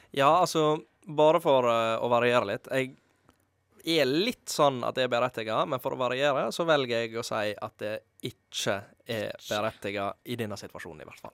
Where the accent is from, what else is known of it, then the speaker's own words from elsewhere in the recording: Måløy, Vestland, Norway; moved away; jeg er fra Måløy, så jeg er litt for dialektkvote